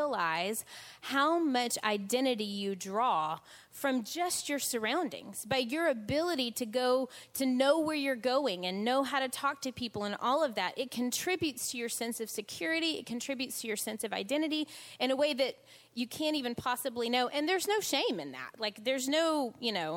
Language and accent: English; United States; moved away as an adult; now in England, United Kingdom; as a kid growing up in the States